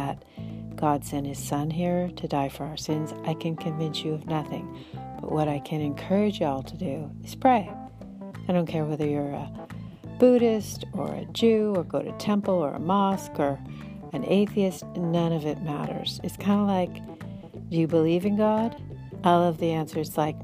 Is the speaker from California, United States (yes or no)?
yes; Bay Area, California, United States; I grew up in the Bay Area